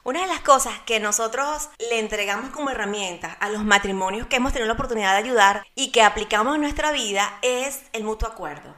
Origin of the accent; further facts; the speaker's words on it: Barquisimeto, Lara, Venezuela; now in Orlando, United States; soy de Venezuela, de una ciudad llamada Barquisimeto, la ciudad musical de mi bello país